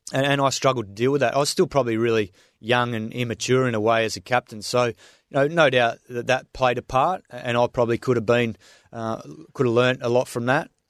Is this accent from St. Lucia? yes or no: no; Swan Valley, Western Australia, Australia; moved away as an adult; now in New South Wales, Australia; I grew up out there in the Swan Valley, had a fantastic, uh, childhood out in the farm